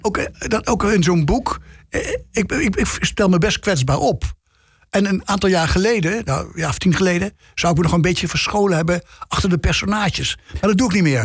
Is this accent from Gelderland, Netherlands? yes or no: yes; Nijmegen, Gelderland, Netherlands; moved away as an adult; also born or lived in Amsterdam; dat Nijmegen, waar ik ben geboren, waar ik ben opgegroeid, gepubert heb, even gestudeerd heb.